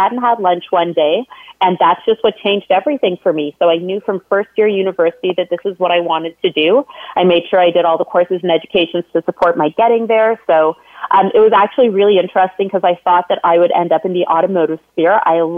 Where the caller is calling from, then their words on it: Toronto, Ontario, Canada; So I'm dialing in from Toronto, Ontario, Canada today.